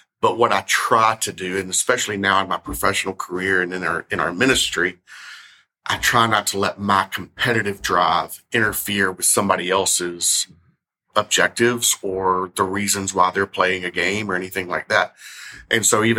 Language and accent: English; Memphis, Tennessee, United States; I'm from Memphis. I grew up here in Memphis